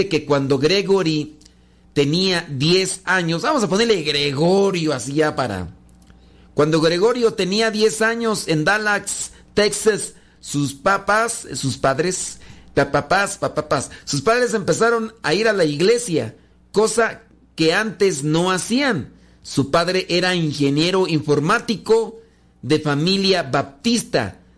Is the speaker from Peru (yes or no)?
yes; Peru; soy músico católico peruano